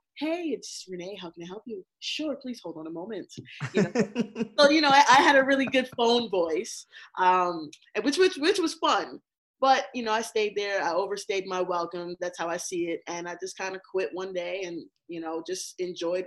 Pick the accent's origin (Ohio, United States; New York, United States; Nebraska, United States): New York, United States; also born or lived in Barbados / Texas; I'm a native New Yorker. Growing up in Barbados, my family always used to call me a Bajan Yankee. And basically, that's like an Americanized West Indian. So, you know, that is I came here at the age of 8. We lived in Texas, came to New York